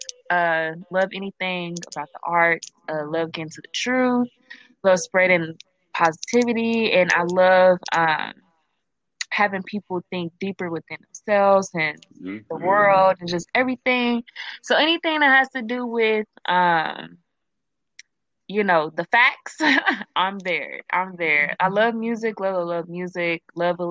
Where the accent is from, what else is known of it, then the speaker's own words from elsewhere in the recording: Kansas City, United States; moved away; I'm from Kansas City